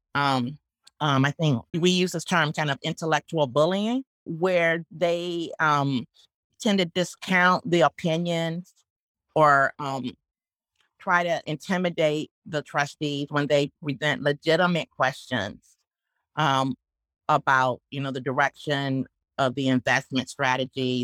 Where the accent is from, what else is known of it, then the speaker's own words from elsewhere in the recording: Northwest Indiana, United States; growing up in Northwest Indiana